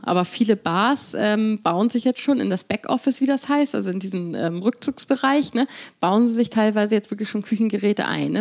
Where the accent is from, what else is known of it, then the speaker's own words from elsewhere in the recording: Hamburg, Germany; also born or lived in London, United Kingdom; als Hamburgerin